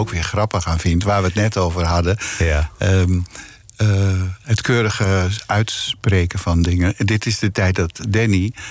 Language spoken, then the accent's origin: Dutch; Groet, North Holland, Netherlands; born there; Ik ben geboren in Groet en ik heb daarna op allerlei plekken in Nederland gewoond. In Almelo, in, in Arnhem, op allerlei plekken.